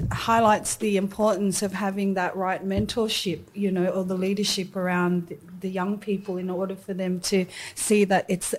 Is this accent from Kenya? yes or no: no; Sydney, New South Wales, Australia; this is where I've learned more about what it is to be Fijian, Samoan, Aussie, you know, growing up in Sydney.